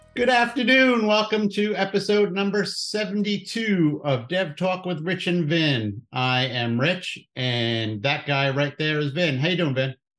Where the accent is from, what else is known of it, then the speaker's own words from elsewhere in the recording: New Jersey, United States; I don't have an accent because I'm from New Jersey